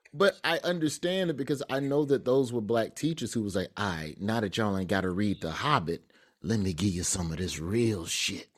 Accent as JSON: {"language": "English", "town": "Birmingham", "region": "Alabama", "country": "United States", "tie": "born or raised there", "said": "growing up in Birmingham"}